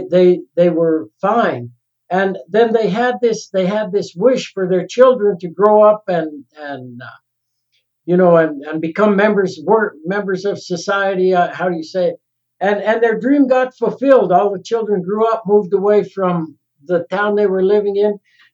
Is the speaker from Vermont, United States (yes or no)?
no; Salida, Colorado, United States; I think when I grew up in Salida, this little town of Salida, it was still a community.